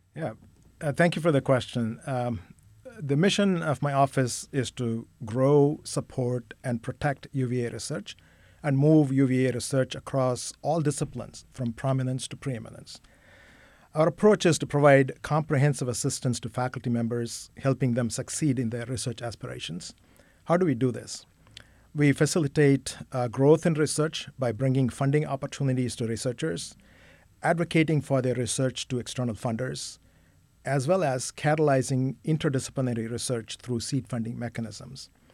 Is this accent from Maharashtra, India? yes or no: no; Chennai, Tamil Nadu, India; moved away as an adult; also born or lived in Kolkata / Miami / Syracuse / Wisconsin; I grew up in Chennai